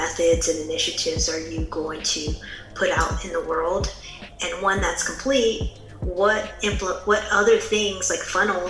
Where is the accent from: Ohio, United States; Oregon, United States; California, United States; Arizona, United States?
California, United States; San Francisco Bay Area; I'm from the San Francisco Bay Area